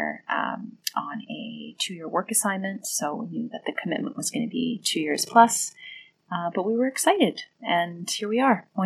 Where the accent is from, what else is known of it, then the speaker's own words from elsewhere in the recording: Toronto, Ontario, Canada; moved away as an adult; now in London, United Kingdom; I'm from Canada, from Toronto, Canada.